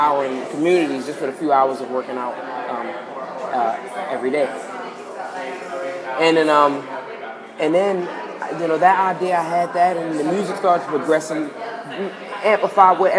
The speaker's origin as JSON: {"language": "English", "region": "New York", "country": "United States", "said": "I'm from New York"}